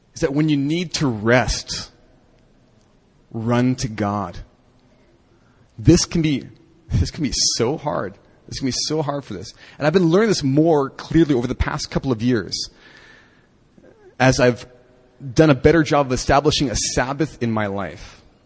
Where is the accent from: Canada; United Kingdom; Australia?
Canada; moved away; when I was growing up in Canada